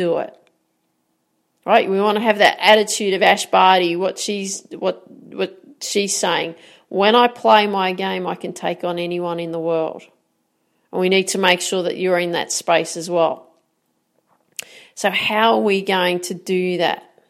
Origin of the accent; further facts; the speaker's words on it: Australia; I'm an Aussie